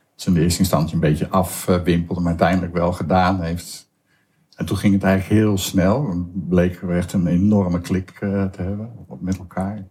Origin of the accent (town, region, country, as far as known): Hoeksche Waard, South Holland, Netherlands; born or raised there; also born or lived in Amsterdam